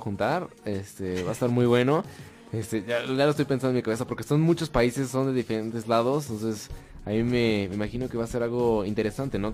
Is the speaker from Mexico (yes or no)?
yes; Mexico; acá siendo mexicanos